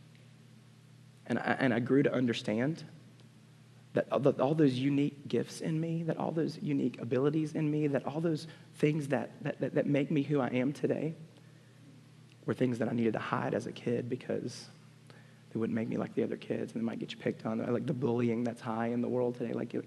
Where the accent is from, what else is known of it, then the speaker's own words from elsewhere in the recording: Montgomery, Alabama, United States; I was born in Montgomery, Alabama. There's not a bigger football country. You were Auburn or Alabama, and you were big, and you played it, and I was a kid who liked music and games